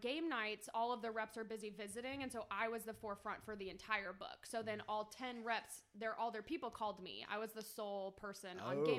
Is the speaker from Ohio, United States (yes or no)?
no; Philadelphia, Pennsylvania, United States; We're born and raised in Philly.